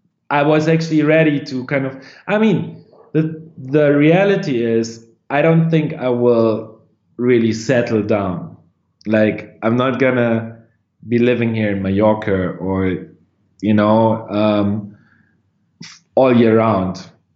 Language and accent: English; Lower Saxony, Germany; In close to Hanover, in northwestern part.